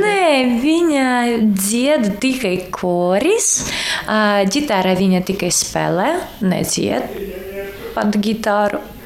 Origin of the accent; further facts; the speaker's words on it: Kharkiv, Kharkiv Oblast, Ukraine; Latvian is a second language; moved away as an adult; now in Latvia; mēs no Harkivā